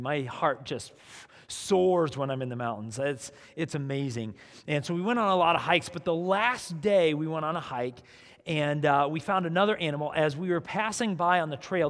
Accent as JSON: {"language": "English", "region": "South Dakota", "country": "United States", "tie": "born or raised there", "moved": "yes", "said": "I grew up in South Dakota"}